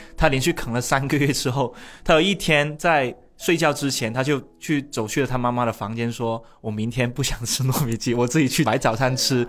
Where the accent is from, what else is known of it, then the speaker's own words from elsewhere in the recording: Shunde, Guangdong, China; 我现在是广东人人格，我是顺德人人格